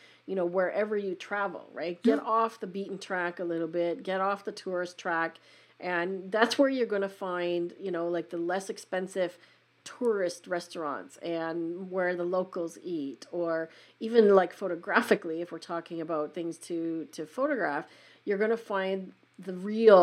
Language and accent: English; Western Canada, Canada; I'm in Canada